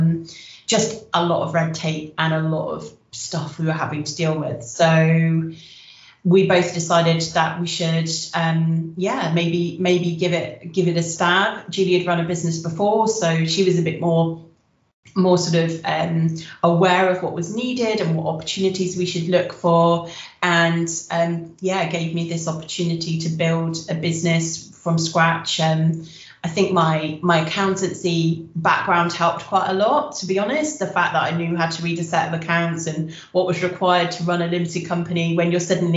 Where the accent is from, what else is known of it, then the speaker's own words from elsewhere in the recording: Wiltshire, South West England, United Kingdom; moved away as an adult; now in Cardiff, United Kingdom; I'm originally from Wiltshire